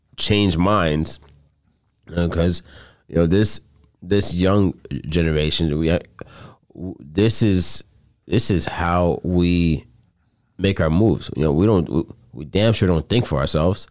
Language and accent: English; Coral Springs, Florida, United States; moved away; I'm originally from Coral Springs, Florida